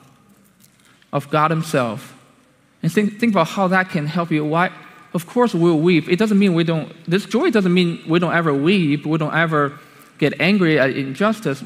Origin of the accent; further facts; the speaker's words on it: China; moved away; I came from China